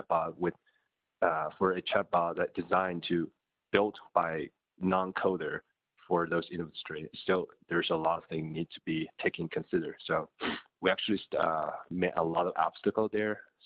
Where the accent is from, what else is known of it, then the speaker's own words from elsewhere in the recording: China; moved away as an adult; also born or lived in United States; I'm personally born and raised in China until after my high school